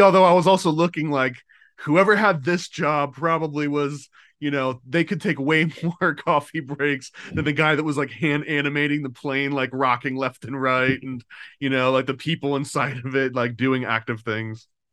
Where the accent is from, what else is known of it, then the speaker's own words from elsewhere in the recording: United States; I'm paranoid American